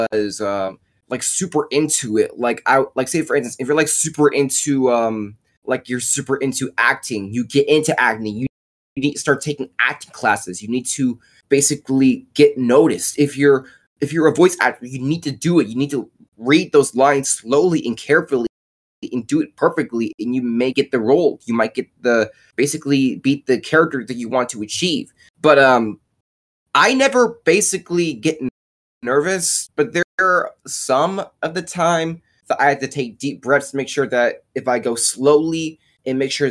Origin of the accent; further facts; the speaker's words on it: Fairfield, Ohio, United States; also born or lived in Detroit, Michigan; I'm also from Fairfield, Ohio. Was born in Detroit, Michigan through 2021 through 2007, but moved to Fairfield, Ohio through 2008 to current 2021